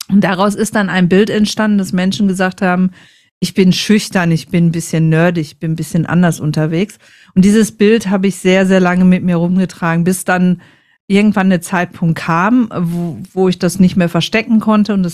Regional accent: North Rhine-Westphalia, Germany; ich komme, es hört man ein bisschen, ich komme aus dem Ruhrpott und da tragen wir das Herz einfach auf der Zunge.

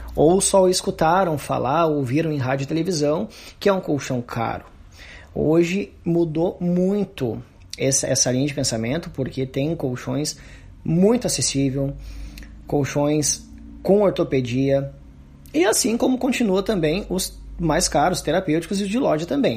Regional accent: Santo Antônio da Patrulha, Rio Grande do Sul, Brazil; also born or lived in Osório; eu nasci na cidade de Osório, mas foi só o nascimento mesmo. E me criei na nossa comunidade do Morro Grande, que é aqui distrito de Santo Antônio da Patrulha

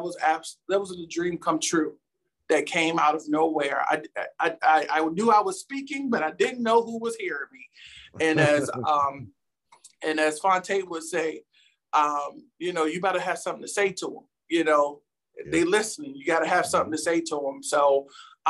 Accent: Petersburg, Virginia, United States; growing up in Petersburg, Ettrick area, near Virginia State University

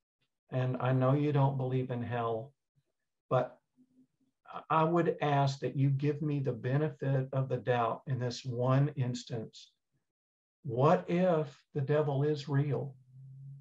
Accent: East Texas, United States; growing up in East Texas

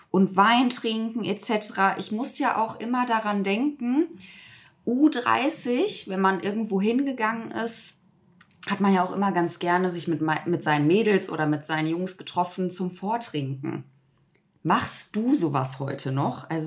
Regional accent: Hagen, North Rhine-Westphalia, Germany; Ich komme doch aus Hagen

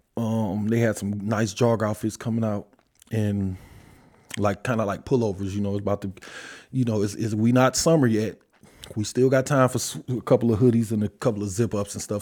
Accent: Detroit, Michigan, United States; I'm from Detroit

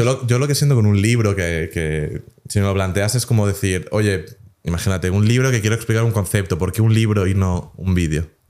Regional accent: Spain; moved away; yo aunque no viva en España, pues digo, oye, pues soy español

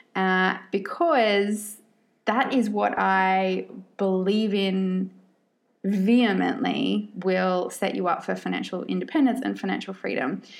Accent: Australia; also born or lived in Sydney, Australia; I am born and bred Australian, but I have lived all around the world in different places for periods of time.

